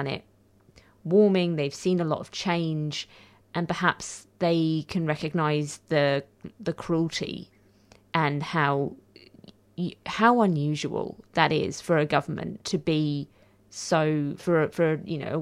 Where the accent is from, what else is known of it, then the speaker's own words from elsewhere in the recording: United Kingdom; now in Australia; I'm British